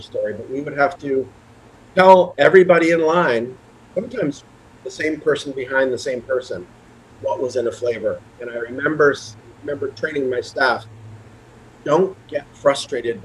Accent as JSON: {"language": "English", "region": "Vermont", "country": "United States", "tie": "born or raised there", "also_born_or_lived": "Baltimore", "moved": "as an adult", "said": "I moved permanently back to my home state of Vermont"}